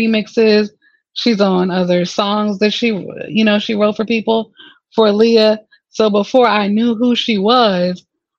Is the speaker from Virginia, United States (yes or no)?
yes; Newport News, Virginia, United States; I'm from where she's from, 757, I'm from Newport News.